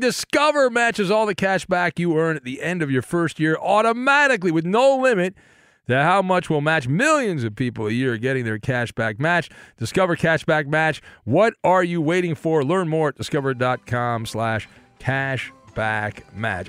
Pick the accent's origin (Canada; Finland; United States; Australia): United States; Orange County, California; I'm from the Orange County area of uh, south of Los Angeles